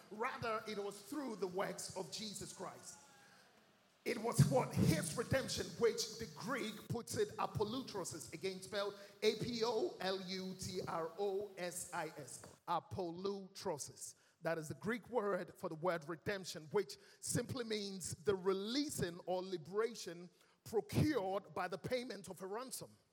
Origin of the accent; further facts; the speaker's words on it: Ghana; accent: Ghanaian; moved away; also born or lived in London; I was born and raised in our lovely mother Ghana. And I grew up here in Ghana